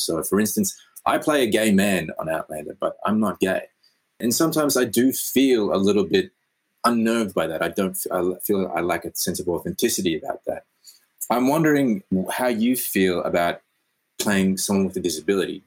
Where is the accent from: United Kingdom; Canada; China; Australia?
Australia; Yes, I'm Australian.